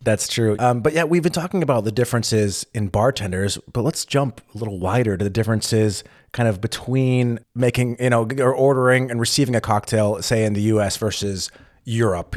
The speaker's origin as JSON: {"language": "English", "region": "California", "country": "United States", "said": "I'm from California"}